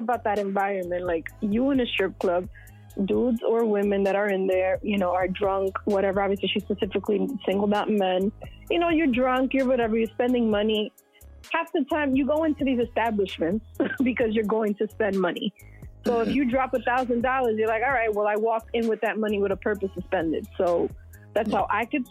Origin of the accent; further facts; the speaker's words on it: New York City, New York, United States; born and raised in New York City